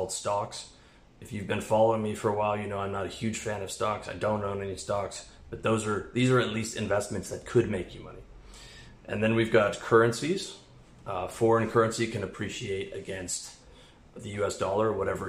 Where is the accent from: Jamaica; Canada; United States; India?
Canada; moved away; I'm a Canadian